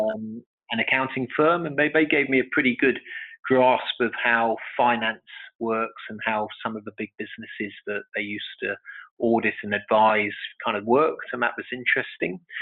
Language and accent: English; London, United Kingdom; I was born in London. Okay. And I went to school in, in London here in the UK.